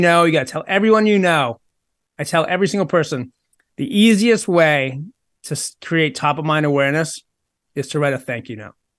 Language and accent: English; Maynard, Massachusetts, United States; the town I grew up in in Maynard, Massachusetts